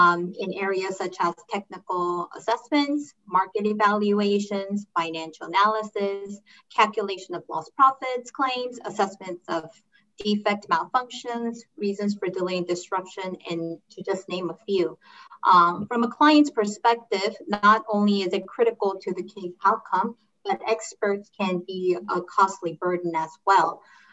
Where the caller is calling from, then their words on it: South Korea; I'm logging in from Korea and the eastern part of the world.